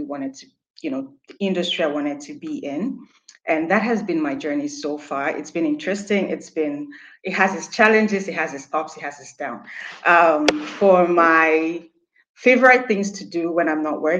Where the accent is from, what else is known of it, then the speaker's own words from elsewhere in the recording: Nigeria; moved away as an adult; now in Germany; I'm Nigerian. I've been living in Germany for the past 1 year